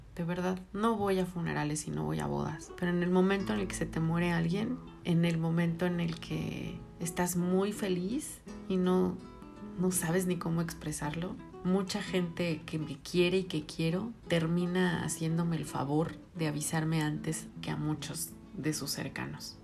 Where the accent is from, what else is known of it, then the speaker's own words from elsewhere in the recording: Mexico; somos mexicanos